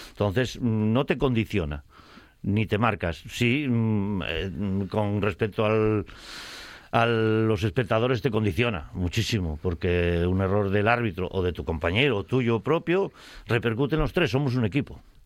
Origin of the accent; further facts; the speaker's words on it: Spain; tengo veintipico críos en grado también en mi pueblo natal